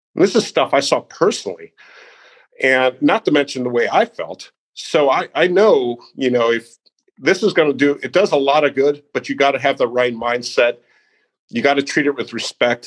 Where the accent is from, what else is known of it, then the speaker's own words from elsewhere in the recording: Naperville, Illinois, United States; I grew up outside of Chicago uh, in Naperville, Illinois